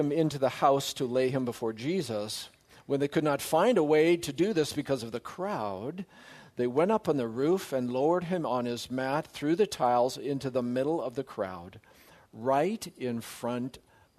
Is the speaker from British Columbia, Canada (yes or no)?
yes; Surrey, British Columbia, Canada; moved away as an adult; also born or lived in Saskatoon / Strathmore / Grand Rapids, Michigan; I grew up in Surrey, British Columbia, or as I say, I survived Wally. That's home.